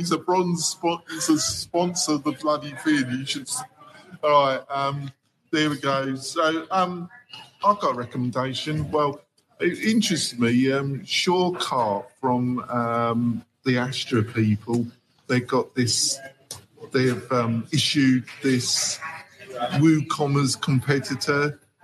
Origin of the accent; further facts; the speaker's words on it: England, United Kingdom; I'm English